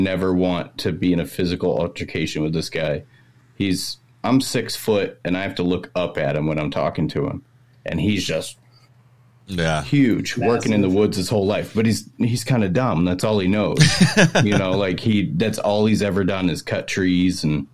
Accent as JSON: {"language": "English", "region": "Maine", "country": "United States", "accent": "Maine accent", "said": "I am from Maine"}